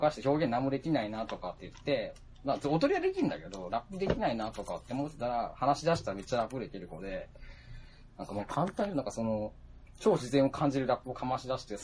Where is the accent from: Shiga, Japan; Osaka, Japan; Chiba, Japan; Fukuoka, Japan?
Fukuoka, Japan; だから地元の福岡の方のバンダー系だったら